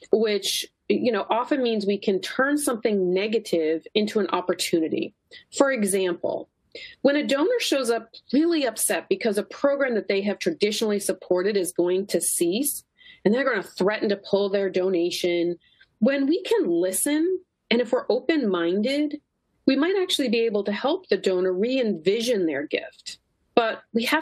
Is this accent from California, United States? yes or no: no; Kennebunk, Maine, United States; now in Philadelphia, United States; my hometown is Kennebunk, Maine. Not truly a Mainer, I was not born there.